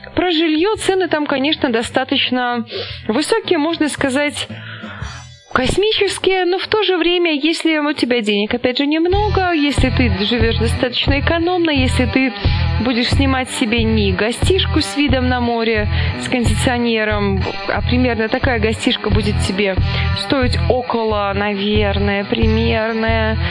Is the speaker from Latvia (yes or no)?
no; Mogilev, Mogilev Region, Belarus; moved away as an adult; also born or lived in Saint Petersburg, Russia / Kaluga, Russia; из Могилева, которая работала тогда вот диспетчером такси в Питере